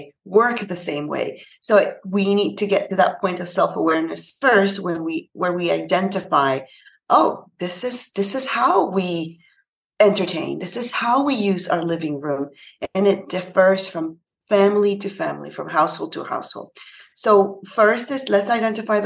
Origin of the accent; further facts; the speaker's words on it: Panama; now in Canada; I'm actually from Panama. It's a little country in Central America, and I'm based in Canada.